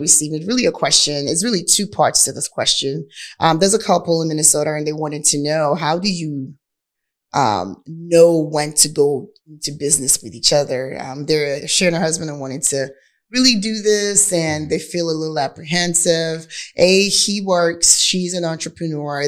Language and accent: English; Nigeria; accent: Nigerian; now in Houston, United States; My Nigerian accent